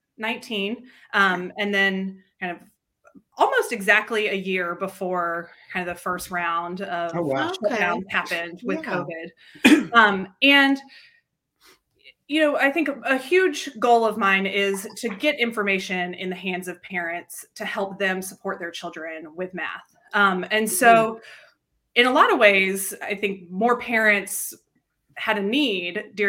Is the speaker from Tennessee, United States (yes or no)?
yes; Nashville, Tennessee, United States; also born or lived in Denver; I grew up in Nashville, born and raised here, and then went to college here too.